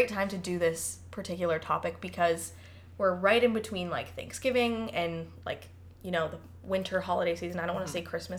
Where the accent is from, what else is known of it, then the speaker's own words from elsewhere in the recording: Palatine, Illinois, United States; moved away as an adult; I'm from Palatine, Illinois, originally, born and raised there until I was 18. It's the northwest suburbs of Chicago.